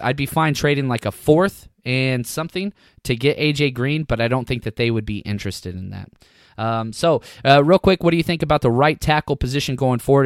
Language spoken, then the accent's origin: English; Dallas, Texas, United States; I was born and raised in Dallas, Texas